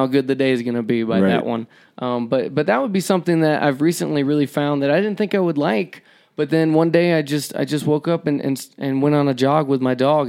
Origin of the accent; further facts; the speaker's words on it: Georgia, United States; moved away as an adult; also born or lived in Alabama; now in Mammoth Lakes, United States; I'm from Georgia originally, born in Alabama, moved to Georgia when I was 2, was raised there my entire life till 18